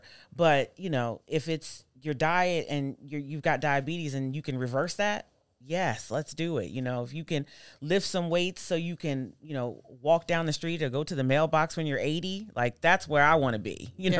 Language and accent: English; Nashville, Tennessee, United States; born there; I was born in Nashville.